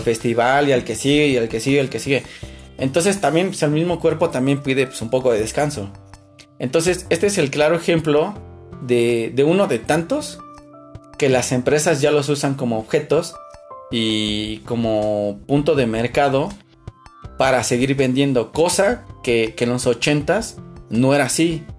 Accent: Mexico

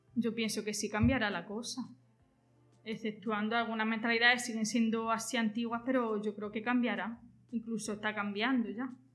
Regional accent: Jaén, Andalusia, Spain; soy de Jaén, tengo 32 años

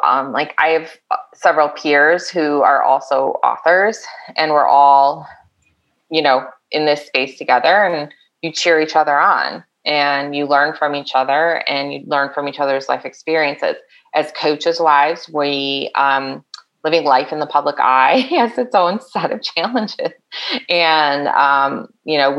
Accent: Chicago, Illinois, United States; moved away; I grew up in the Chicago suburbs

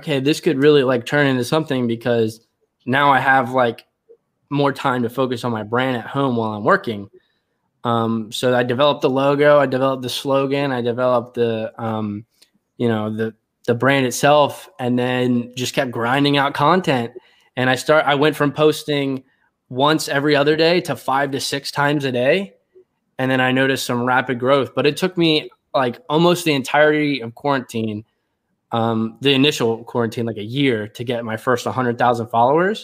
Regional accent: Cecil County, Maryland, United States; moved away as an adult; now in Texas, United States; I currently live in Texas. I grew up in Maryland

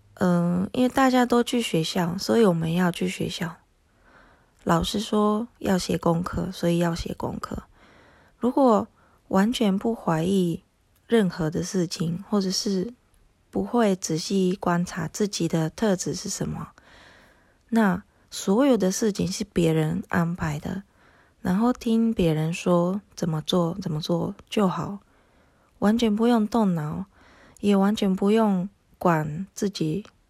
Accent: Japan; first language Japanese; Chinese is a second language; now in Taiwan; 因为我是日本人

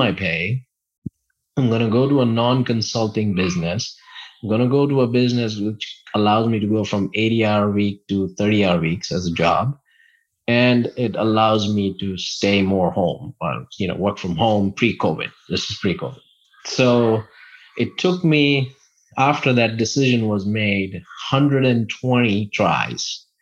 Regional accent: India; moved away; one of my really good friends that I grew up with back in India

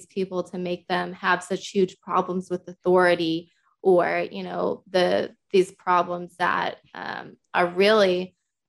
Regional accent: Massachusetts, United States; moved away as an adult; now in Oklahoma, United States; I live in Oklahoma now, but I come from Massachusetts originally. I lived there for 20 years before I came over here

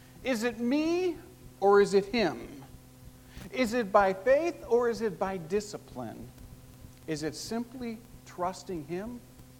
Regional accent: Chicago, Illinois, United States; I grew up in Chicago as one of four boys living in a blue-collar neighborhood

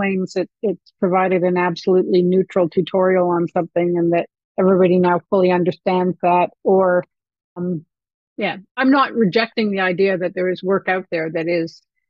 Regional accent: Canada; to me being very Canadian.

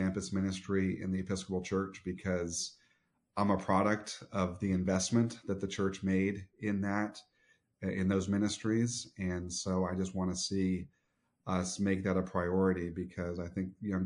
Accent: Southwest Florida, United States; My earliest memories are actually here in Southwest Florida

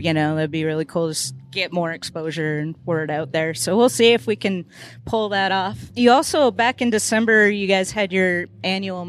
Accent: Minnesota, United States; now in Tennessee, United States; I'm from Minnesota

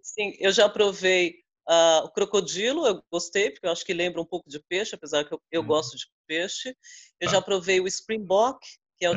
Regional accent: São Paulo, Brazil; now in Cape Town, South Africa; eu sou de São Paulo

